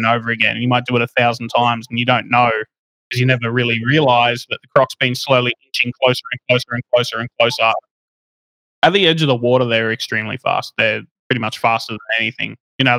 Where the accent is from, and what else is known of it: Australia; born or raised there